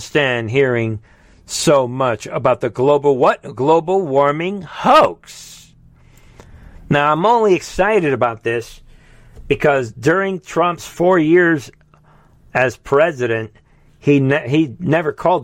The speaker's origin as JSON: {"language": "English", "region": "New York", "country": "United States", "tie": "born or raised there", "said": "I grew up in New York"}